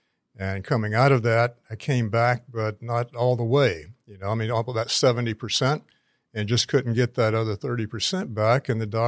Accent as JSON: {"language": "English", "region": "North Carolina", "country": "United States", "tie": "born or raised there", "said": "I grew up in North Carolina"}